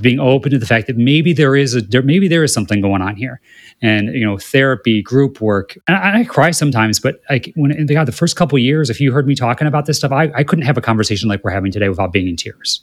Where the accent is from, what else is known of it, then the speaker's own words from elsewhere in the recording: Midwest, United States; now in West Hollywood, United States; growing up in the Midwest